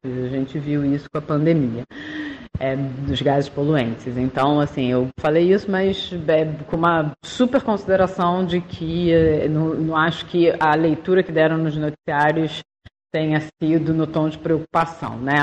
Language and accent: Portuguese; Rio de Janeiro, Brazil; accent: carioca; pelo meu sotaque dá pra saber que eu sou daqui